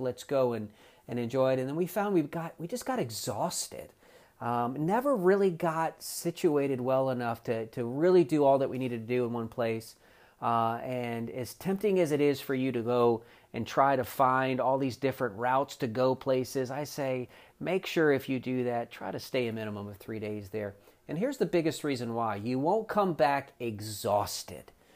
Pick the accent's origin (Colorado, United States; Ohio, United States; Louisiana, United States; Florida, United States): Florida, United States; South; moved away; also born or lived in eastern North Carolina; I'm originally from South Florida